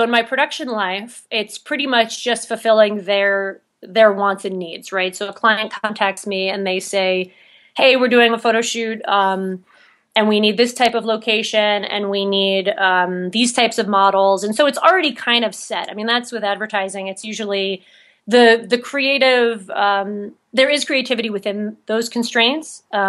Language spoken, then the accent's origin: English; New York, United States; now in Utah, United States; there's a few things missing in Utah that I can kind of see from being a New Yorker